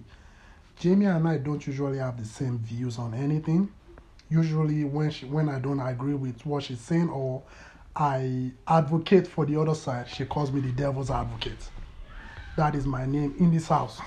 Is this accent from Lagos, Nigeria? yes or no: yes; Lagos, Nigeria; moved away as an adult; also born or lived in Toronto, Ontario; now in Calgary, Canada; my teenage years were spent in Lagos, Nigeria, and my childhood, that was where I grew up.